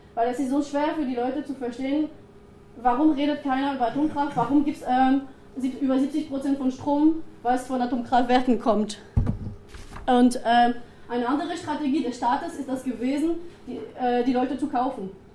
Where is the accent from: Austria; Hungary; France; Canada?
France; German is a second language; moved away as an adult; also born or lived in Bayreuth; now in Germany; Ich bin Französin